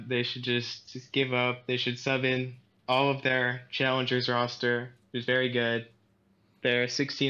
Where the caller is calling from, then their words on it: Spokane, Washington, United States; I'm calling from Spokane, Washington.